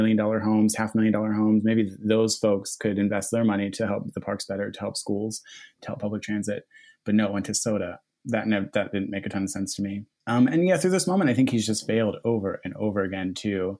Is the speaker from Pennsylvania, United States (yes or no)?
yes; Philadelphia, Pennsylvania, United States; So I grew up in Philly. I grew up in Fishtown